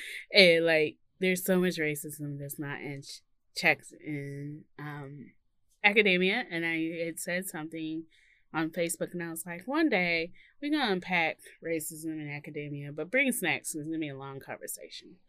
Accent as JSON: {"language": "English", "region": "Mississippi", "country": "United States", "said": "I come from Mississippi"}